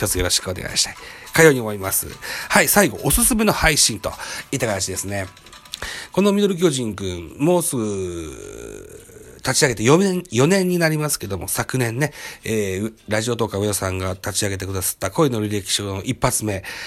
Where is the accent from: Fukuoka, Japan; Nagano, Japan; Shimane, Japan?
Shimane, Japan; 出身地は島根県でございます。生まれも育ちも現在も島根県に住んでございます。